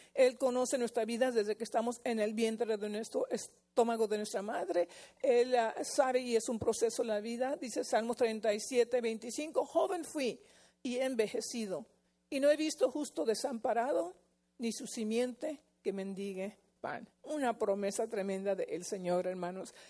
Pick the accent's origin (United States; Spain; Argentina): United States; Fullerton, California; born or raised there; also born or lived in La Puente, California